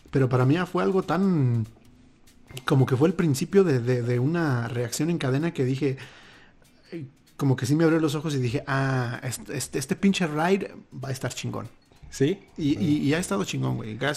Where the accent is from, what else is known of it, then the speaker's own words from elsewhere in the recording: Mexico; now in Utah, United States; los que estamos en Utah, vivimos ese doble shock cultural porque venimos